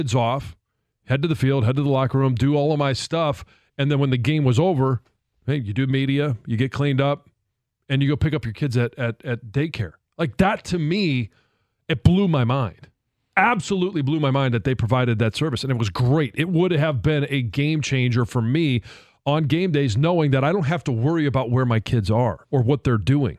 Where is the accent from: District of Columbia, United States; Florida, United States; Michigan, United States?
Michigan, United States; Detroit; moved away; I'd always wanted to play for the Lions. I wanted to come home